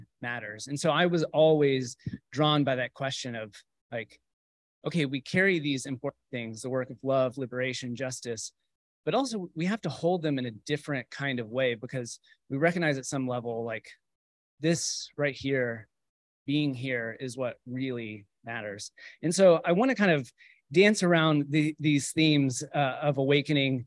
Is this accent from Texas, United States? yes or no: yes; Texas, United States; I grew up in cultural Christianity, conventional Christianity, as you would imagine someone growing up in Texas